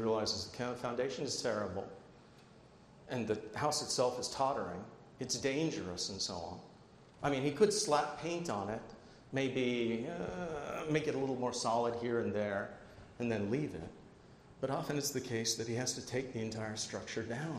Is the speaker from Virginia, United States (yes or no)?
no; New Jersey, United States; I'm from New Jersey too